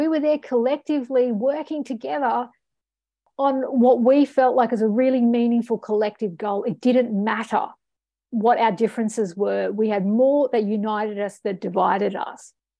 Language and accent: English; Ireland; born there; I mean, I've got an Egyptian heritage. I represented Australia at the, you know, UN level, and I was born in Ireland, okay? So, like, I'm international.